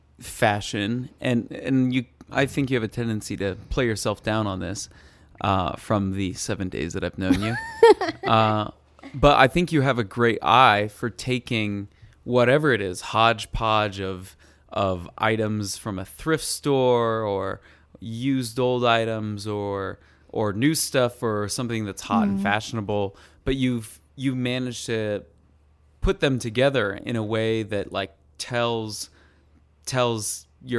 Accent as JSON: {"language": "English", "region": "Colorado", "country": "United States", "tie": "born or raised there", "said": "And I was the Asian boy. And I'm sure that you can relate to this, too, growing up in Colorado, where we are surrounded by whitey people."}